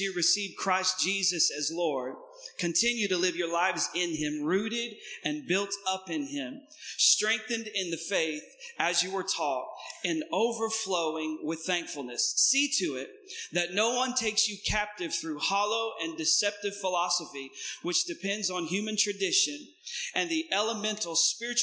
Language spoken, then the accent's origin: English; East Tennessee, United States; I am from Tennessee. So I'm a little country bumpkin. and I'm born and raised in East Tennessee